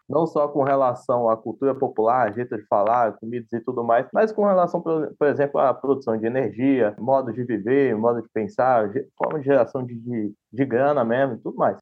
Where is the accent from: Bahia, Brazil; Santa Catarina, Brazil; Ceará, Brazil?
Bahia, Brazil; Feira de Santana; now in São Paulo, Brazil; eu sou de Feira de Santana, Bahia, tenho 27 anos